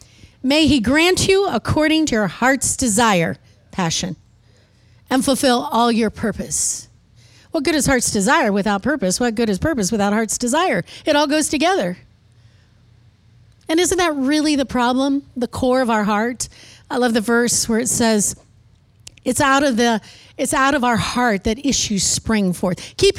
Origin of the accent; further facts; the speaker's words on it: Midwest, United States; now in Texas, United States; when I first moved to Texas, it was such a culture shock. And maybe you can't understand this, but I was raised in the Midwest where I learned how to talk normal. Then I moved to Texas.